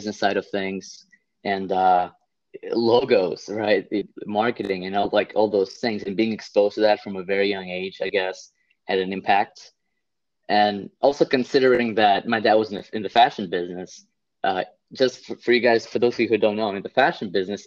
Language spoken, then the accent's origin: English; Saint Petersburg, Russia; now in New Jersey, United States; I come from Russia, St. Petersburg, Russia, just like the second largest city. And I grew up in a very well off family